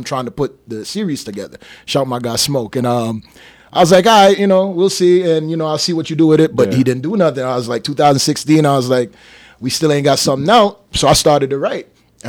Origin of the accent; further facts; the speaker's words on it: Las Vegas, Nevada, United States; Hey, you know, I'm from Vegas. Oh, yeah, well, you live on a strip.